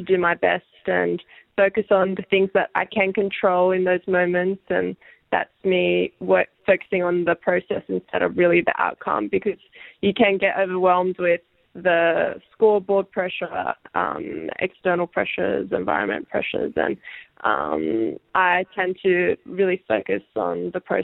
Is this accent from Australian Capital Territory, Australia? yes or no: no; Sydney, New South Wales, Australia; at home in Sydney